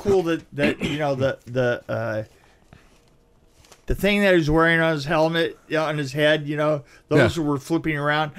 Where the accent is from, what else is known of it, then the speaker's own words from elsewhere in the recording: London, United Kingdom; I'm from London and I'm from the theater.